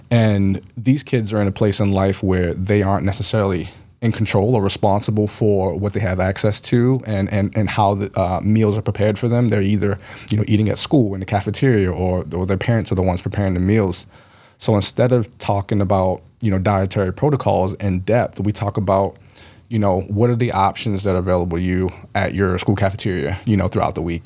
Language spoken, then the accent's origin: English; Baltimore, Maryland, United States; I grew up in Baltimore.